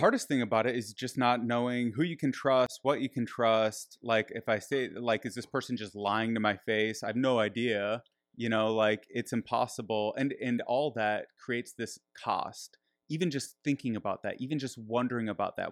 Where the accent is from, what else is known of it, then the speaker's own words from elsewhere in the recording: Michigan, United States; I grew up in Michigan.